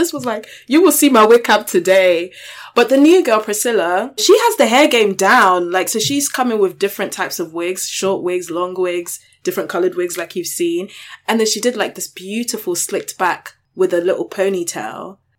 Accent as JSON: {"language": "English", "country": "United Kingdom", "said": "bitch, I'm British."}